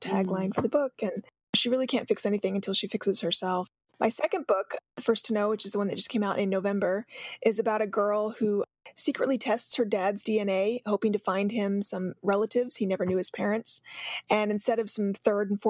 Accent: Mesa, Arizona, United States; a girl growing up in Mesa, Arizona, which is where I'm from

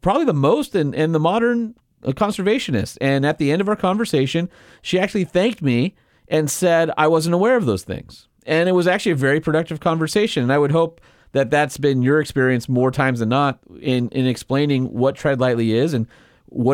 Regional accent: Southern California, United States; when I was a kid growing up in Southern California

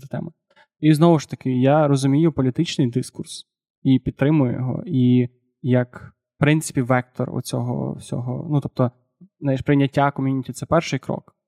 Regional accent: Galicia, Ukraine; я галичанин

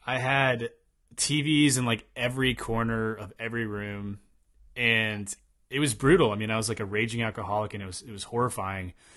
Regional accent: Tennessee, United States; moved away; also born or lived in Eastern Washington; I'm from Tennessee

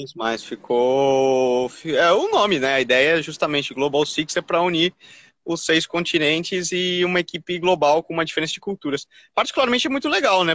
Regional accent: Brazil; eu com essa minha cara aqui de, de brasileiro nato

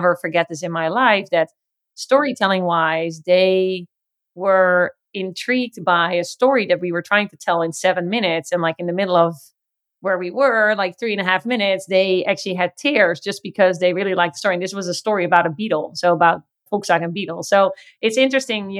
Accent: Netherlands; also born or lived in China; now in Los Angeles, United States; I grew up in the Netherlands where there's a lot of rain

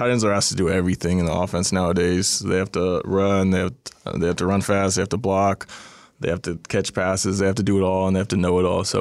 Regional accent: California, United States; growing up in California and just um, uh, going to San Jose State, you always had Tony Gonzalez to look up to.

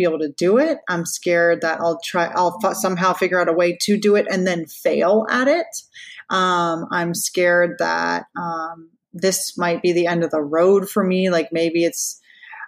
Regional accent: Orlando, Florida, United States; also born or lived in Louisiana; I was born in Orlando

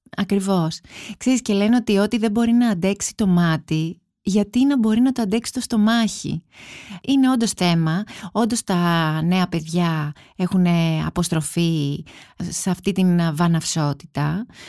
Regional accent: Kaisariani, Attica, Greece; εγώ μεγάλωσα στην Κεσαριανή

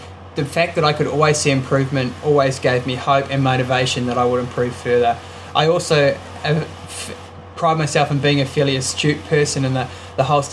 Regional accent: Manawatū-Whanganui, New Zealand; when I was a kid growing up in the Manawatu

